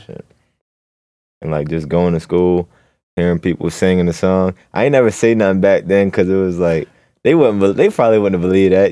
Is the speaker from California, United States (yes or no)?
no; Baltimore, Maryland, United States; also born or lived in Catonsville, Maryland; I grew up in Baltimore, Maryland.